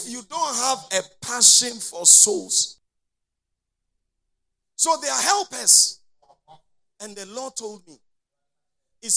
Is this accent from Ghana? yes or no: yes; Konkonuru, Eastern Region, Ghana; I was born in Konkonuru here